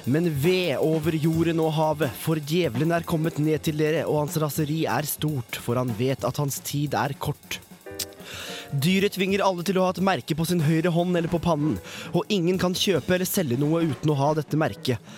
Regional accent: Alta, Finnmark, Norway; moved away as an adult; now in Trondheim, Norway; jeg kommer fra Alta.

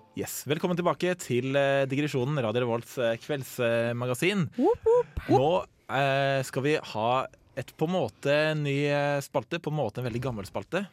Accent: Asker, Akershus, Norway; Jeg jobber på en ganske stor menybutikk eh, hjemme i Asker

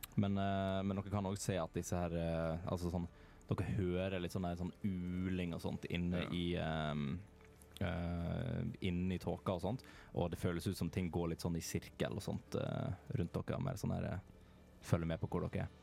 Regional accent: Western Norway, Norway; jeg er fra Vestlandet, vi har andre ord på ting

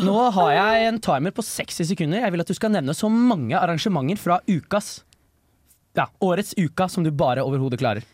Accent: Bærum, Viken, Norway; jeg er født i 2003, og jeg er rett utafor Oslo, er det jeg liker å si. Men uh, dessverre er jeg fra Bærum

